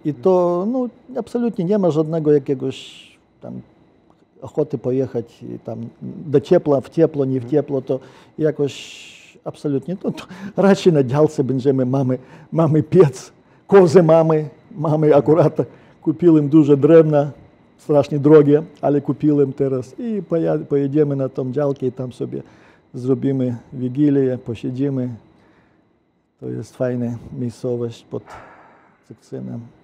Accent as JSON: {"language": "Polish", "country": "Ukraine", "second_language": "Polish", "moved": "as an adult", "lives_now": "Bydgoszcz, Poland", "said": "Ja jestem obywatelem polskim, ale ja kocham Ukrainę i ja jestem Ukraińcem"}